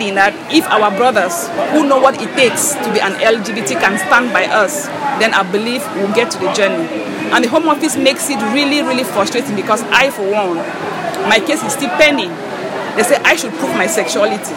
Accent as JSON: {"language": "English", "country": "Cameroon", "moved": "as an adult", "lives_now": "United Kingdom", "said": "I'm from Cameroon"}